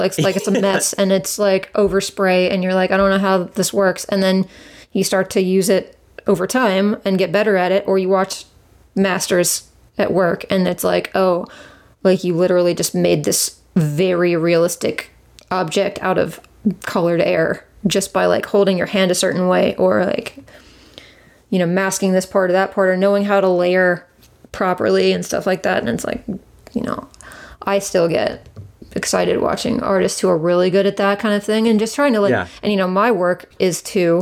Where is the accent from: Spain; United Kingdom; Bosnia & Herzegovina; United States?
United States; Raleigh, North Carolina; also born or lived in Cary, North Carolina; I grew up here. Well, I grew up in Cary, but I basically grew up in Raleigh